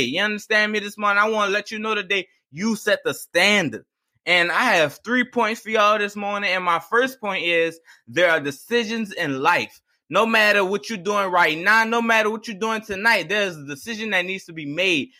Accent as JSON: {"language": "English", "area": "East Bank, Plaquemines Parish", "region": "Louisiana", "country": "United States", "said": "I'm from the East Baker Plaquemines Parish"}